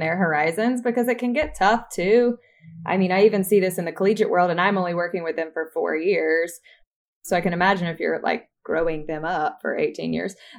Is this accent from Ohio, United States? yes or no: no; Troy, Alabama, United States; moved away as an adult; also born or lived in New York; I'm originally from Troy, Alabama